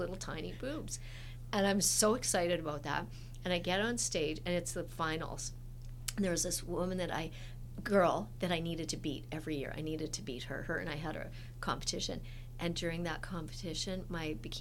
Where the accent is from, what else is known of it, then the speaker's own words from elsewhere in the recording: Edmonton, Alberta, Canada; I grew up in Edmonton, Alberta